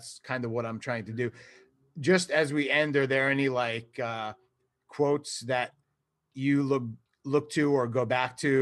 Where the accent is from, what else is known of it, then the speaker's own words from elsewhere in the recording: New York, United States; accent: New York; my New York accent